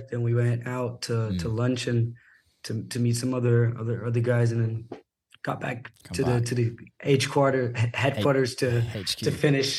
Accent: Sorocaba, São Paulo, Brazil; English is a second language; moved away as an adult; now in São Paulo, Brazil; I'm from Sorocaba. It's okay. A city kind of like countryside of a little bit more inwards from São Paulo, like 1.5 hours. It's not that far. But I live in São Paulo for the last 6 or 7 years already.

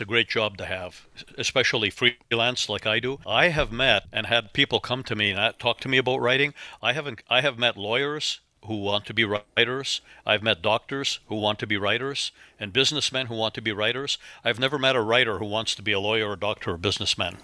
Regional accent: Northern Ontario, Canada; moved away as an adult; also born or lived in Toronto / Chicago / Los Angeles; now in Oklahoma, United States; I grew up in Northern Ontario. We had one TV station when I was a kid

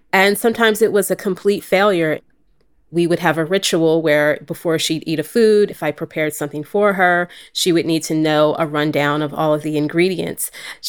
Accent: New Jersey, United States; also born or lived in California / Philadelphia; I am senior editor here at LWC Studios. I am from California originally, but grew up on the East Coast for a bit in southern New Jersey and in Philadelphia.

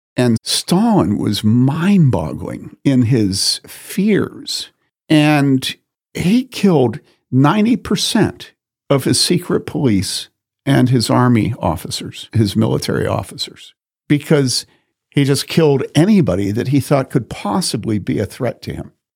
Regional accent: Wheaton, Illinois, United States; I grew up in Wheaton.

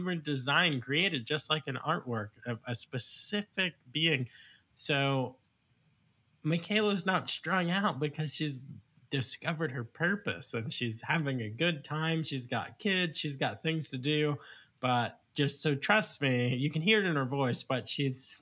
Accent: Virginia, United States; also born or lived in New York; I'm from New York technically, but I moved as a small child to Virginia in elementary school. So I love Virginia, went to college here

